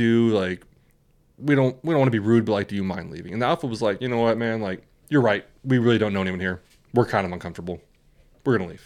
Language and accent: English; West Coast, United States; we grew up on the West Coast